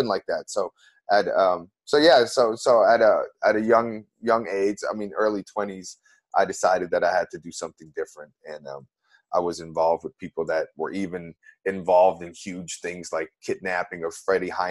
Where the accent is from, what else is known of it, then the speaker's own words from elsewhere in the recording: Amsterdam, North Holland, Netherlands; moved away as an adult; now in New Orleans, United States; I've been living in New Orleans for 10 years, and originally I'm from Amsterdam, the Netherlands in Europe